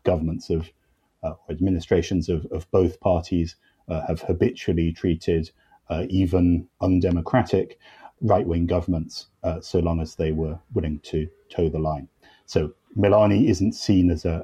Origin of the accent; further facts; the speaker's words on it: United Kingdom; I'm British